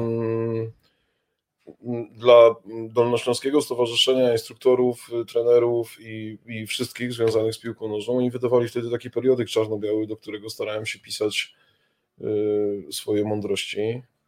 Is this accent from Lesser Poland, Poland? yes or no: yes; Kraków, Lesser Poland, Poland; moje rodzinne miasto Kraków